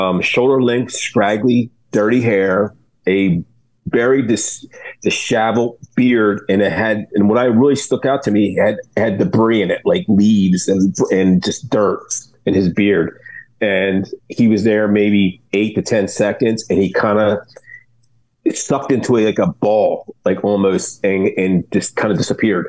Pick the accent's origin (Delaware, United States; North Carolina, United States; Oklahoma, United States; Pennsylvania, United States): Delaware, United States; I'm from Delaware, Ohio